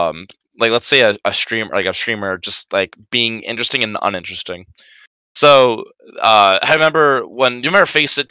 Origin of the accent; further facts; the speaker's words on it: United Kingdom; British, you know, being British people, and it's fun, you know.